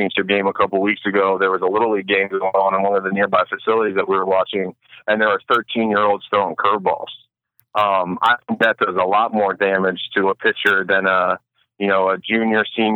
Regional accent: Montgomery County, Maryland, United States; I grew up in Montgomery County.

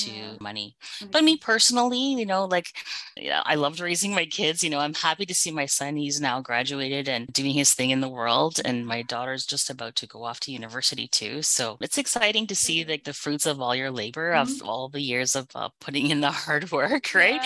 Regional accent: Canada; I was born and raised in Canada

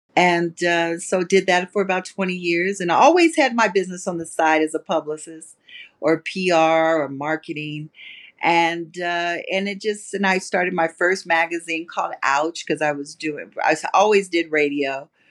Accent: Las Vegas, Nevada, United States; I grew up in Las Vegas.

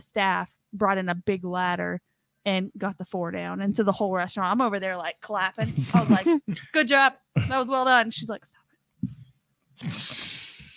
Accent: Washington, United States; moved away; I was born in Washington State. I did not grow up with Mardi Gras or parades

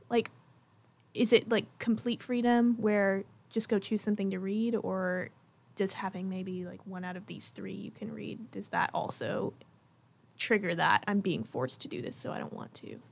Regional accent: Jackson, Tennessee, United States; I am from Jackson, Tennessee

